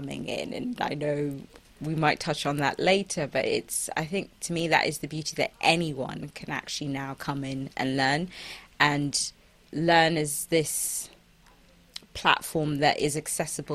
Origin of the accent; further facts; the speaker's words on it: Kaduna, Kaduna State, Nigeria; I come from Kaduna, Nigeria